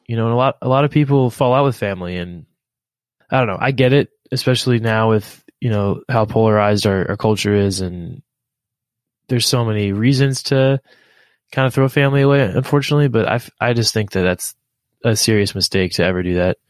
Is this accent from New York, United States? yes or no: no; Philadelphia, Pennsylvania, United States; I, am from the U.S. and I grew up in Philadelphia and in, in and around Philadelphia